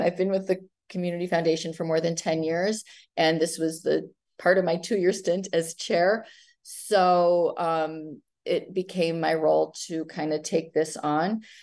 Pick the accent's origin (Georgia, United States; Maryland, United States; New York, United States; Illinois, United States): Illinois, United States; Highland Park; I'm born and raised in Highland Park, one of those strange odd ducks who has never left home